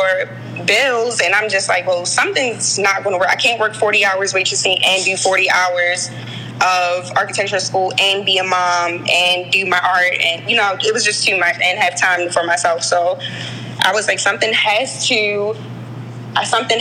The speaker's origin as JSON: {"language": "English", "town": "Baltimore", "region": "Maryland", "country": "United States", "tie": "born or raised there", "said": "I grew up in Baltimore. I was born at Johns Hopkins. I grew up in West Baltimore, right across the street from Mondawmin Mall"}